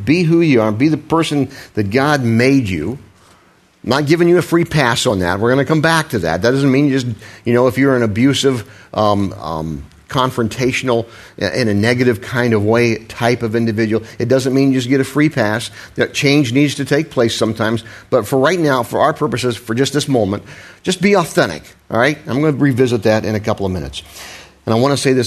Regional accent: Midwest, United States; moved away; I was raised in the Midwest, where we have a special way of pronouncing things

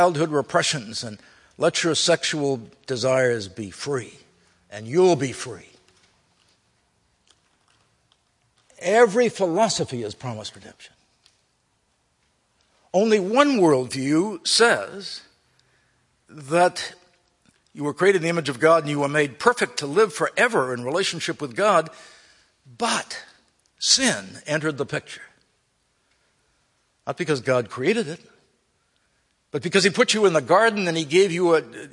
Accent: United States; I grew up in America.

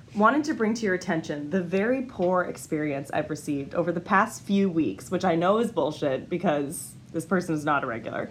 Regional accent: Massachusetts, United States; moved away; I grew up in Massachusetts

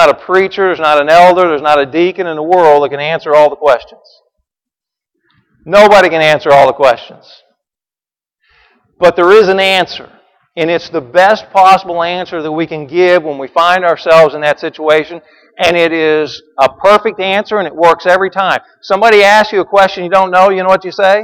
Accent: Branson, Missouri, United States; moved away as an adult; now in Jersey Village, United States; I grew up in Branson, Missouri

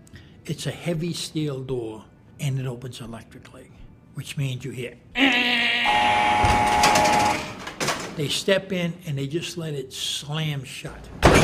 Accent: Massachusetts, United States; I'm from Massachusetts. I'm 66 years old.

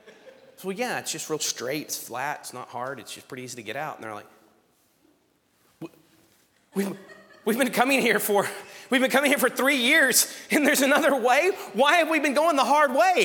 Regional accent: Strawn, Texas, United States; I grew up in Strawn

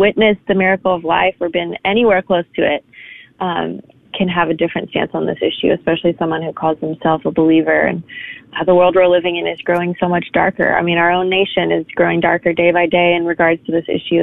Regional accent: New York, United States; I was born in Manhattan. That's kind of my home

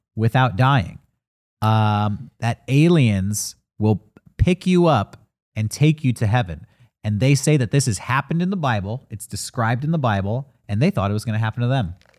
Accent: San Diego, California, United States; our hometown of San Diego

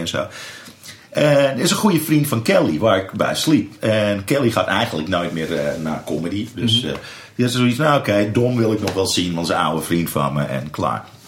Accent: Amsterdam, North Holland, Netherlands; dat ik uit Amsterdam kwam

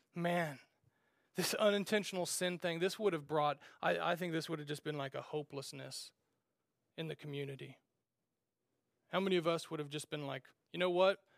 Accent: Kansas, United States; we grew up in Nowheresville, Kansas

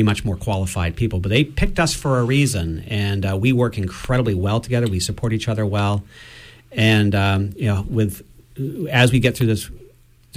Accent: Bar Harbor, Maine, United States; I grew up in Bar Harbor, which is a fairly cosmopolitan community

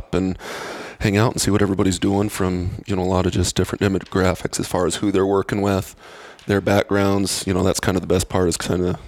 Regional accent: Spearfish, South Dakota, United States; moved away; also born or lived in Boulder, Colorado / Wyoming / Virginia / Texas; I grew up in Spearfish, which is about 15 minutes down the road from Sturgis.

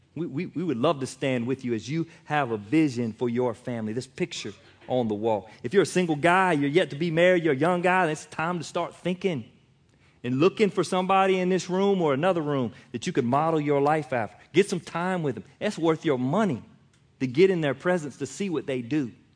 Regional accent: United States; I'm American

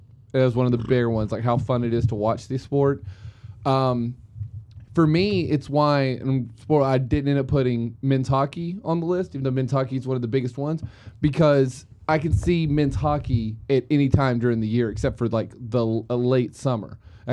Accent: United States; as an American looking at it

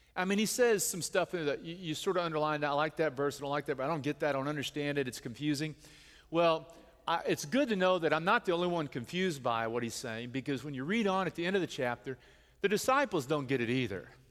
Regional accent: the Bible Belt, United States; we grew up here in the United States and we're part of the Bible Belt

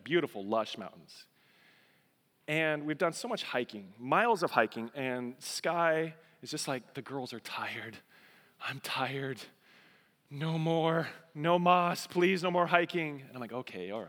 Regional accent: Colorado, United States; moved away; I'm a Colorado boy

